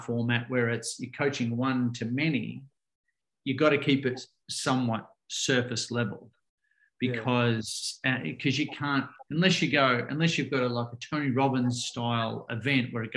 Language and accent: English; Ocean Grove, Victoria, Australia; I grew up in Ocean Grove here in Victoria, about an hour and a half out of Melbourne, down on the coast